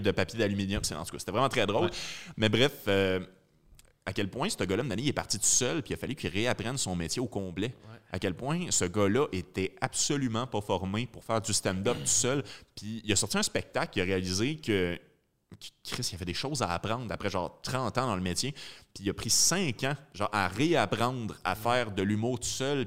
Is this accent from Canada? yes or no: yes; Rawdon, Quebec, Canada; je viens de Rawdon